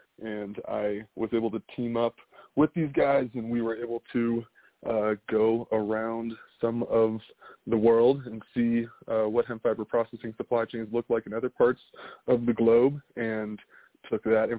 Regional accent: California, United States; also born or lived in Northern Virginia; So I'm originally from California, but grew up, had a privileged to grow up in many places around the United States, one of those being in Northern Virginia outside of our nation's capital

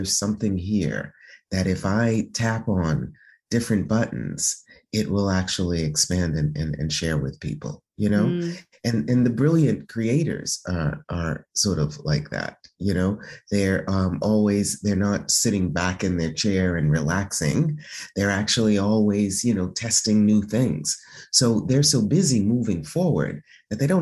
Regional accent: United States; moved away as an adult; now in Italy; being American, being Black

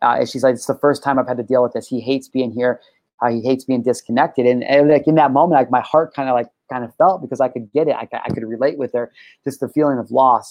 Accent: California, United States; I'm a resident of California

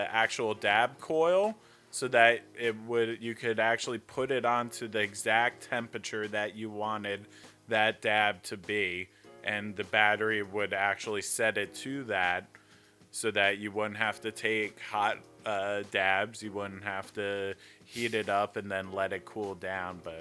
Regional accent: Philadelphia, Pennsylvania, United States; now in Eugene, United States; growing up in Philadelphia

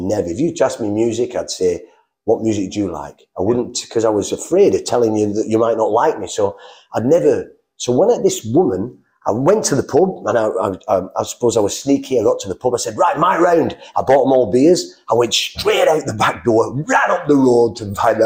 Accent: England, United Kingdom; moved away; I'm from England

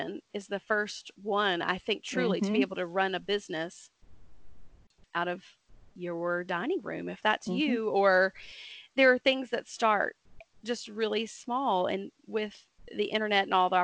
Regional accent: Dothan, Alabama, United States; moved away as an adult; now in Huntsville, United States; I moved up to Huntsville. I'm originally from Dothan, Alabama.

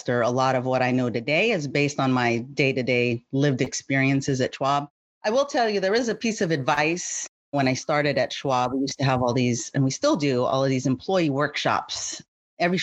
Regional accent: San Francisco Bay Area, California, United States; born or raised there

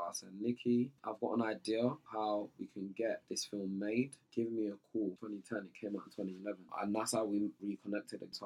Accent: Nigeria; I'm Nigerian

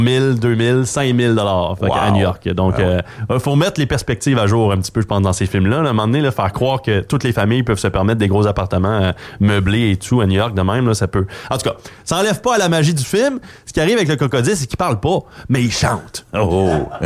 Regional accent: Montreal, Quebec, Canada; quand j'étais jeune, à Montréal

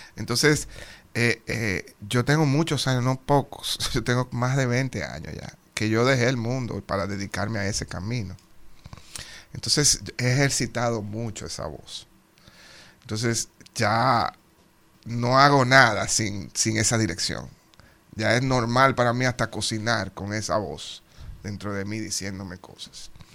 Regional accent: Dominican Republic; moved away; Los fajadores que somos y lo creativos que somos los dominicanos

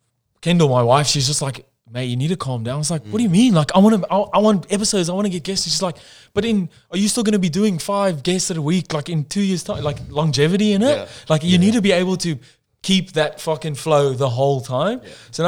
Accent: South Africa; now in Australia; I tell people I'm from South Africa

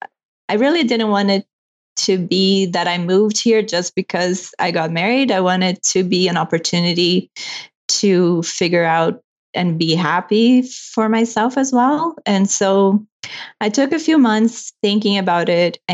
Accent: Brazil; English is a second language; moved away as an adult; now in Canada; I'm from Brazil. And I moved here in 2013 when I married my husband, who's from Toronto.

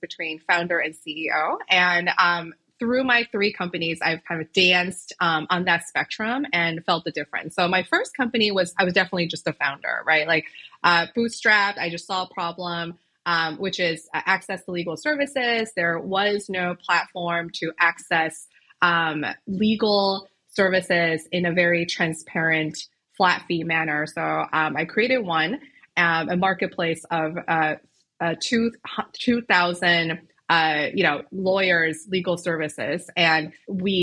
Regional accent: Chicago, Illinois, United States; I am a lawyer from Chicago originally

